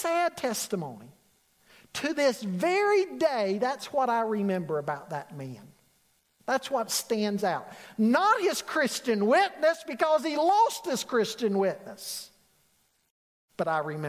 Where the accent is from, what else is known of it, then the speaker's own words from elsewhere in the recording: Charlotte, North Carolina, United States; growing up in Charlotte, I worked at Harris Teeter near my home in the Cotswold area